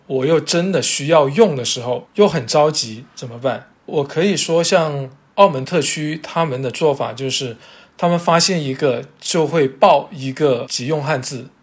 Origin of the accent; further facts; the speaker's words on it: Zhanjiang, Guangdong, China; 包括我老家湛江